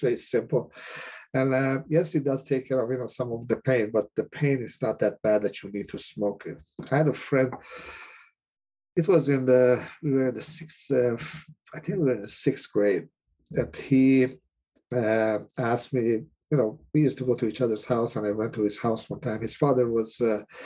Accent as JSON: {"language": "English", "country": "Iran", "also_born_or_lived": "Cleveland, Ohio", "moved": "as an adult", "lives_now": "United States", "said": "I'm originally from Iran. I came to the States in 1978"}